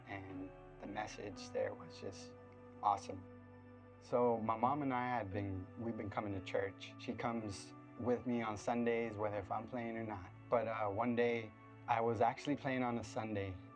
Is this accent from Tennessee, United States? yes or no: no; Floresville, Texas, United States; I'm originally from Floresville, Texas. It's just down the street from here, so grew up there for a little bit.